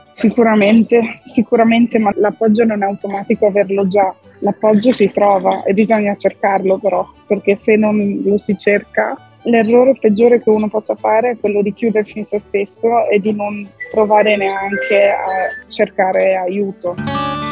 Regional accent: Italy; moved away as an adult; also born or lived in France; sono cresciuta in Italia

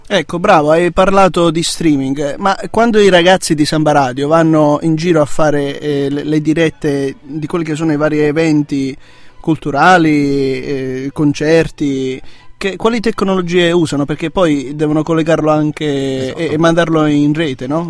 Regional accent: Apulia, Italy; now in Trento, Italy; io sono della Puglia

